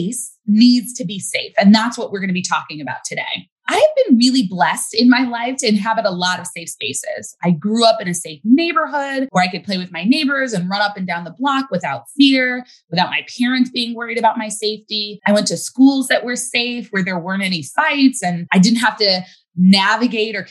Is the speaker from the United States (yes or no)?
yes; United States; as a Black girl growing up in America